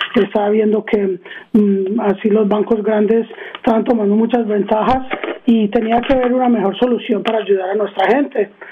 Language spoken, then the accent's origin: Spanish; Arizona, United States; born or raised there; also born or lived in Queens, New York / Medellín, Colombia (parents)